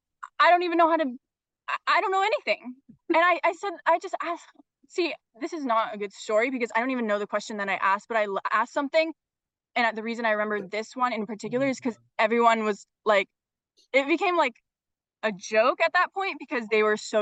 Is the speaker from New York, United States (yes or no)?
no; Bellevue, Washington, United States; also born or lived in Madison, Wisconsin; I grew up here in Bellevue, Washington